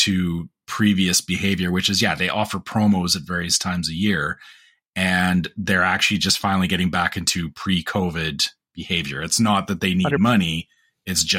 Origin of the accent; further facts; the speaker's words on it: Canada; the tell is for me as a Canadian is that they're starting to do this again too